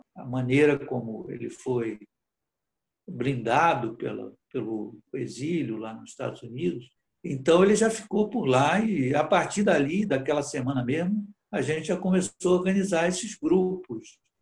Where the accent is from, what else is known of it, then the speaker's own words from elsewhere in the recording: Brazil; moved away as an adult; also born or lived in Portugal; Eu praticamente voltei a, a ser brasileiro, voltando do exílio